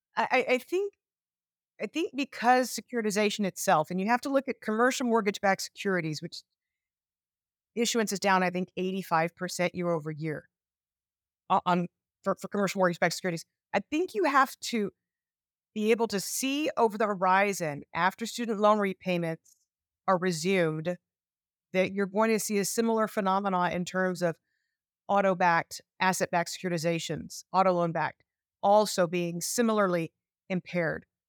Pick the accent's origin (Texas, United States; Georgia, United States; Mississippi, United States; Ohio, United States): Texas, United States; my home state of Texas